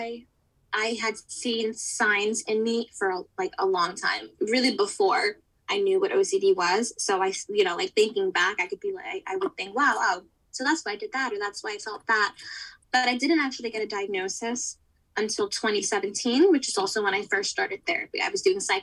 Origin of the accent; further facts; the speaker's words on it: New York City, New York, United States; I'm born and raised in New York City, where I still am now